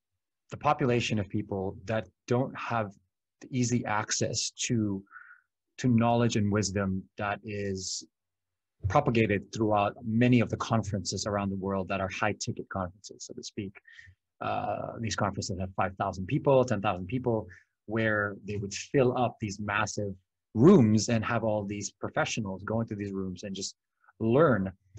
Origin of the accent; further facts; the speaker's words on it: Philippines; English is a second language; the Philippines because I'm Filipino and I grew up there. And I was very lucky to have the opportunities that I have here.